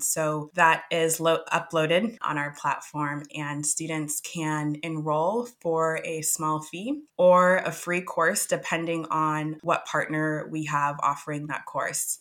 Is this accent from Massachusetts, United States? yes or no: yes; Boston, Massachusetts, United States; moved away as an adult; also born or lived in Kinshasa, Democratic Republic of the Congo / New Hampshire / London; now in Oslo, Norway; I was born in Kinshasa and I moved at a young age to Boston, and that's where I grew up